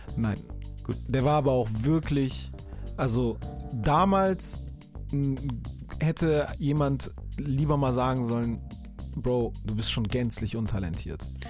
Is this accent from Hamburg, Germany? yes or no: yes; Hamburg, Germany; für mich war dann so als Hamburger